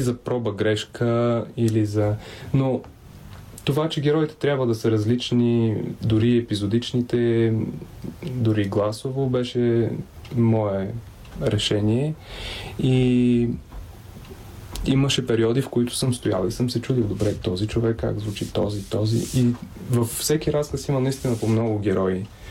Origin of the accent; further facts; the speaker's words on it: Pazardzhik, Pazardzhik Province, Bulgaria; also born or lived in Simeonovets, western Rhodopes; Аз съм роден в Пазарджик, но първите си години, да не кажа почти до учи, докато не тръгнах на училище, съм прекарал на село, което е едно малко село между Септември и Велинград в западните Родопи, казва се Симеоновец.